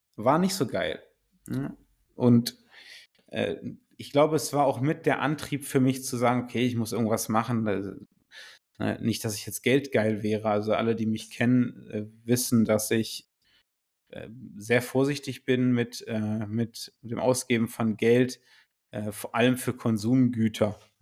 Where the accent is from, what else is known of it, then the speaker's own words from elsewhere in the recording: Göttingen, Lower Saxony, Germany; ich komme aus Göttingen